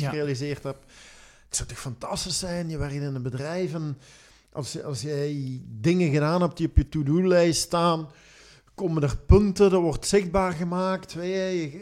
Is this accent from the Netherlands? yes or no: no; Belgium; ik nu als Belg